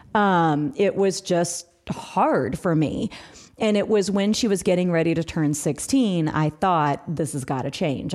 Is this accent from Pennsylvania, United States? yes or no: no; Missouri, United States; now in Atlanta, United States; We are, we are in Atlanta, Georgia, but we're originally from Missouri.